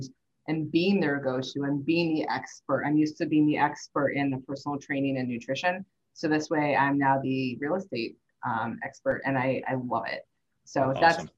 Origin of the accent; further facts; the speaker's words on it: St. Louis, Missouri, United States; I grew up in St. Louis.